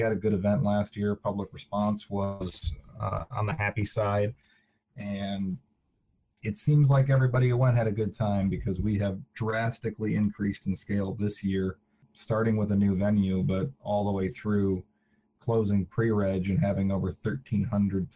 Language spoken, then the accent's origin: English; Minnesota, United States; I'm from Minnesota